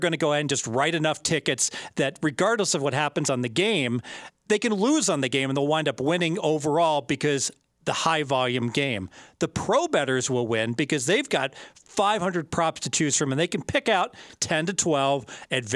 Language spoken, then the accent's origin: English; Midwest, United States; now in Las Vegas, United States; I grew up in the Midwest